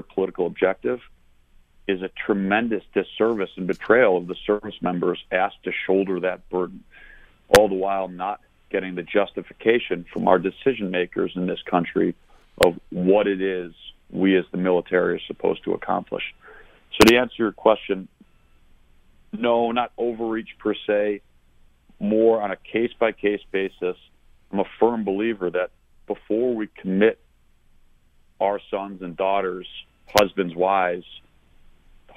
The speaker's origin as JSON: {"language": "English", "town": "Buffalo", "region": "New York", "country": "United States", "tie": "born or raised there", "also_born_or_lived": "Annapolis, Maryland", "moved": "as an adult", "lives_now": "Richmond, United States", "said": "I grew up in Buffalo"}